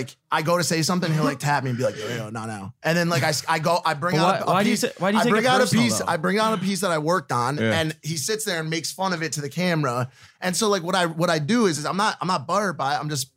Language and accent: English; Connecticut, United States; I'm from the East Coast, bro.